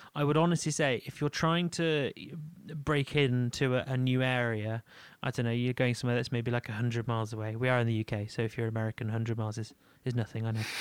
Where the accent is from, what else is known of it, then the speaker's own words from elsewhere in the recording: Leeds, Yorkshire and the Humber, United Kingdom; moved away; I am from Leeds